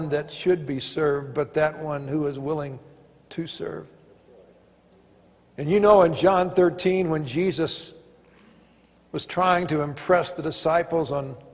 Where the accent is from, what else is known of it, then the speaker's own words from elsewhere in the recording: Arkansas, United States; also born or lived in Pasadena; now in Colorado, United States; growing up in Arkansas